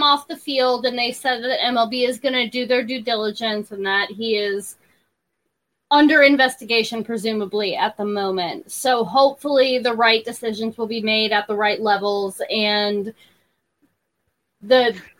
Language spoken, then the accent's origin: English; Tampa, Florida, United States; I grew up in Tampa.